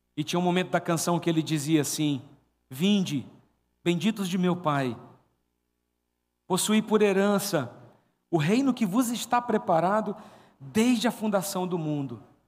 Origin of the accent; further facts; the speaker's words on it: Paraíba, Brazil; eu sou paraibano